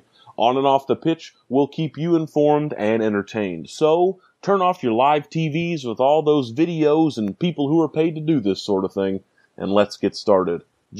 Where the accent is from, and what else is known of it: United States